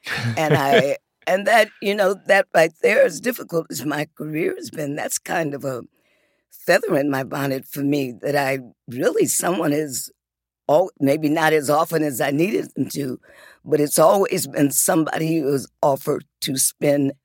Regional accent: Detroit, Michigan, United States; also born or lived in Muskegon, Michigan; when we got to Detroit, we hadn't gotten to the area where we eventually wound up with me across the street from, across the alley from …

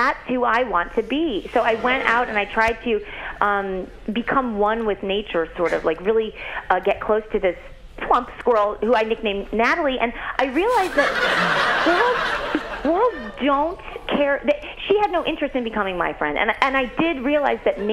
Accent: St. Louis, Missouri, United States; I'm from St. Louis, so that's the Midwest

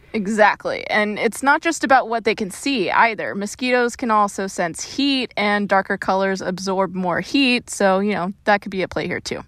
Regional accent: Florida, United States; being born and raised in Florida

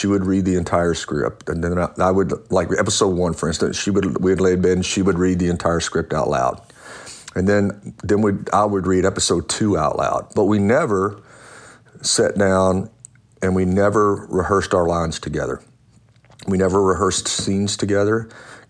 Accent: Louisiana, United States; I grew up in Louisiana, and my stepdad was a cowboy, so I could ride before I could walk

